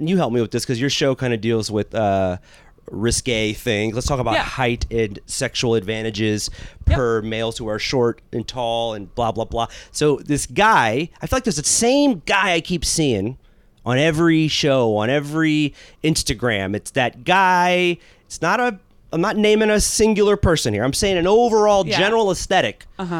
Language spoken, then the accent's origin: English; San Diego, California, United States; San Diego.